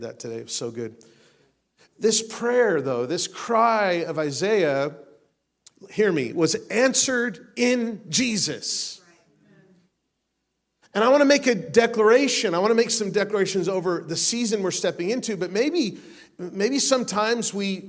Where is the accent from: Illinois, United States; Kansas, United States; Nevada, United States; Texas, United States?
Nevada, United States; Las Vegas; I'm from Las Vegas, man. We get lots of sun there